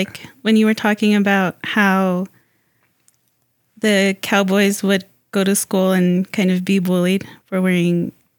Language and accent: English; Tewa Village, Arizona, United States; I'm Corn Clan from Tewa Village.